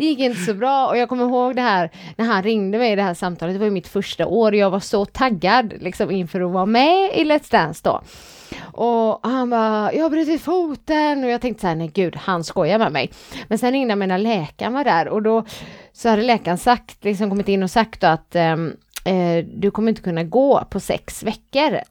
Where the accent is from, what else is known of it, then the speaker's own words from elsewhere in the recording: Gothenburg, Västra Götaland, Sweden; accent: Gothenburg dialect (göteborgska); Jag är, jag är, stolt över min göteborgska.